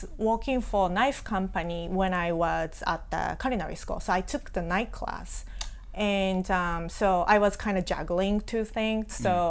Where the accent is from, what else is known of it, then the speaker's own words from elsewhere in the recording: Hiroshima, Japan; English is a second language; moved away as an adult; also born or lived in Osaka / Australia / West Virginia; now in United States; So I was born and raised in Japan. I was born in Hiroshima, raised in Hiroshima. So I went, after I graduated high school, I moved to Osaka and I went to college there.